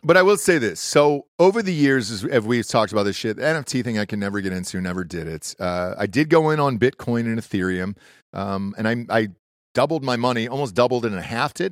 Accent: Atlanta, Georgia, United States; moved away; also born or lived in Los Angeles; I grew up in Atlanta

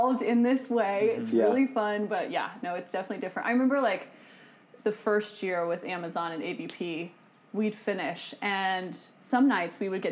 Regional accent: Pacific Northwest, United States; I grew up in the Pacific Northwest

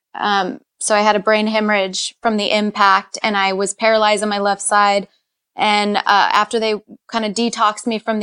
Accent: Rancho Cucamonga, California, United States; now in Los Angeles, United States; I'm from Rancho Cucamonga, an hour east of here.

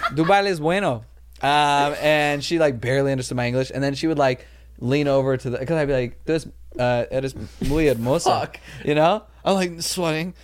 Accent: Los Angeles, California, United States; I grew up like in Chatsworth, California

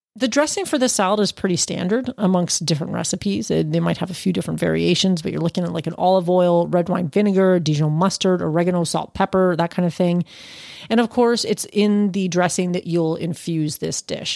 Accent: Canada; as a Canadian

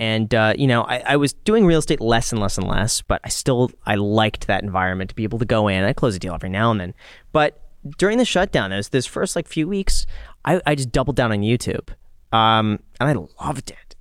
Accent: Los Angeles, California, United States; when I grew up in Los Angeles

